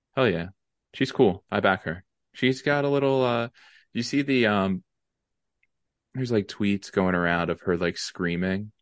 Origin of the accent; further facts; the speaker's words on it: Lansdale, Pennsylvania, United States; Lansdale, Pennsylvania